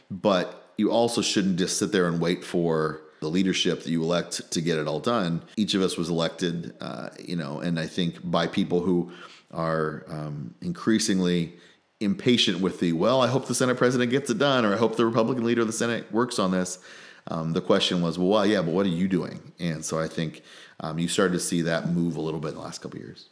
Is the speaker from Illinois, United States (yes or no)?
yes; Gibson City, Illinois, United States; also born or lived in Washington, D.C.; I grew up in Gibson City